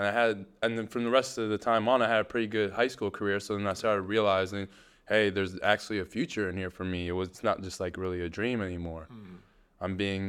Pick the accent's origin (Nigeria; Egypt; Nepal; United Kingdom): Egypt; Well, back then, it was a very different country. We were under a dictator for 30 years of Hosni Mubarak. It's a beautiful place today.